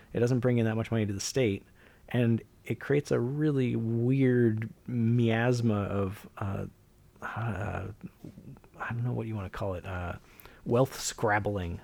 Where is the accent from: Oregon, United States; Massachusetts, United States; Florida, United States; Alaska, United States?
Alaska, United States; I grew up in Alaska